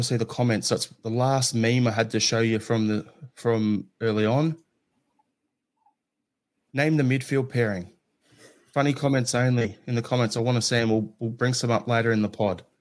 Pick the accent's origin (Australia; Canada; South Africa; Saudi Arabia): Australia; growing up in Australia